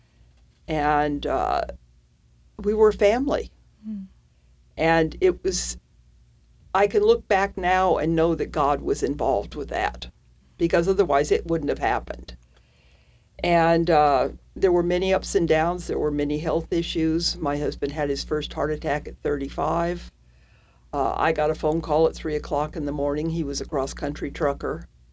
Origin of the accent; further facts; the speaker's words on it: Salinas, California, United States; moved away as an adult; also born or lived in San Jose, California; now in Oklahoma, United States; I grew up in Central California in a town called Salinas